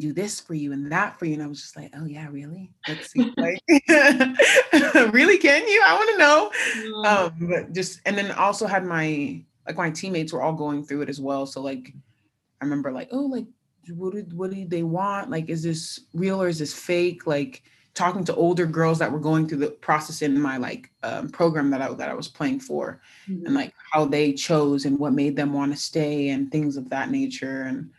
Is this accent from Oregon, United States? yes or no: no; California, United States; I had gone in an unofficial to USC because I'm from California.